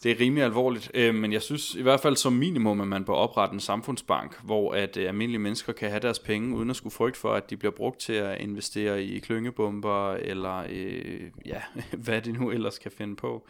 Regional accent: Odense, Southern Denmark, Denmark; now in Copenhagen, Denmark; jeg blev aktiv tidligt der som 14-årig i Odense, hvor jeg kommer fra

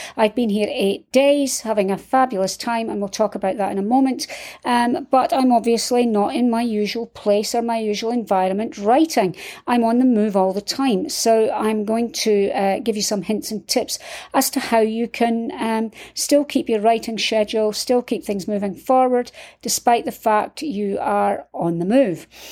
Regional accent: Scotland, United Kingdom; I'm from Scotland

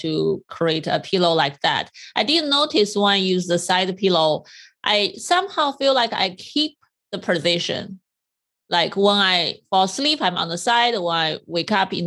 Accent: China; when I was younger, I'm from China, we had this very hard bamboo made square pillow as well

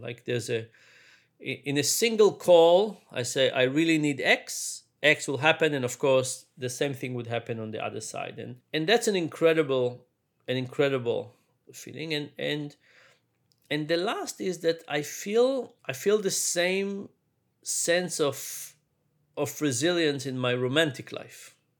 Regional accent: Israel; moved away; also born or lived in New York; I grew up in Israel. was born in New York, but grew up in Israel.

